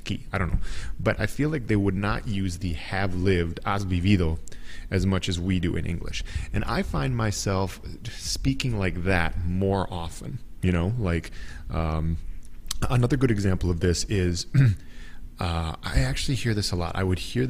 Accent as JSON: {"language": "English", "country": "United States", "said": "we in the US"}